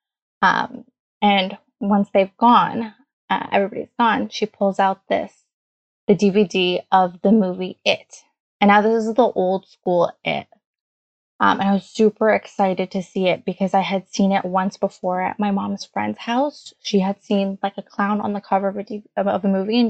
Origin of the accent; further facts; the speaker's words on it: Canada; English is a second language; also born or lived in Hamilton; I was born a few years after they came to Canada